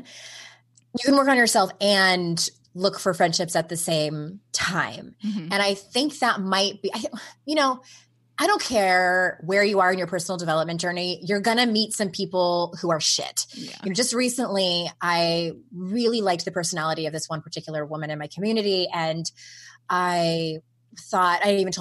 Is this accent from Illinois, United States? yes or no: no; San Diego, California, United States; moved away as an adult; I was born and raised in San Diego